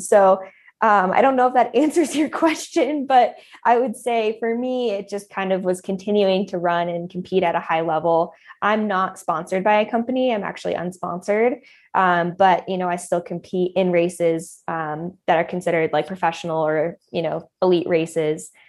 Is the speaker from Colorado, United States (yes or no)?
yes; Boulder, Colorado, United States; also born or lived in San Diego; I grew up in Colorado, just outside of Boulder